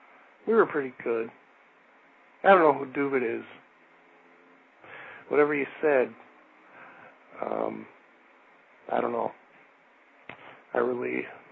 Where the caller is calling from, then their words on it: Milwaukee, Wisconsin, United States; I'm calling from Milwaukee, Wisconsin.